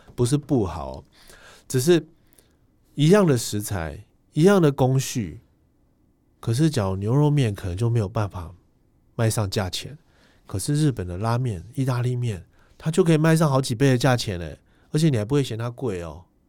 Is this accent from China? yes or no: no; Taiwan; 我们是台湾人